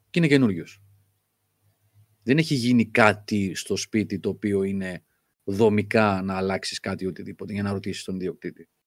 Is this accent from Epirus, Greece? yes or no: no; Crete, Greece; Είμαι από την Κρήτη και εγώ είχα γαϊδουράκι